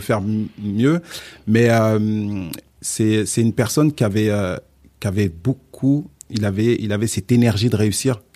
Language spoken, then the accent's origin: French; Val-d'Oise, Île-de-France, France; also born or lived in Casamance, Senegal; je suis né au Sénégal, okay. en Casamance. Je suis mhm. arrivé en France, j'avais, j'avais 6 ans. Et j'ai grandi dans le 95.